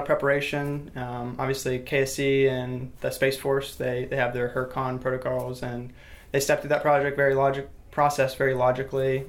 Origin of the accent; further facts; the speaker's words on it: Titusville, Florida, United States; I'm actually from Titusville, so I grew up in the space, you know, off, off the Space Coast